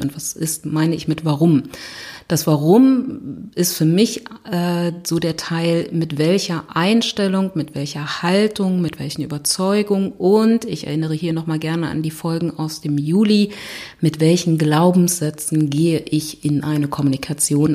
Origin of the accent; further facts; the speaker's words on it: Berlin, Germany; ich komme aus Berlin